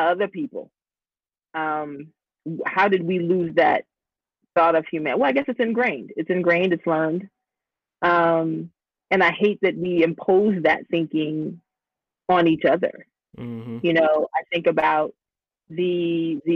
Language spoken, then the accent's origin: English; Washington, District of Columbia, United States; moved away as an adult; also born or lived in North Carolina; now in Atlanta, United States; I grew up in the Washington, D.C. area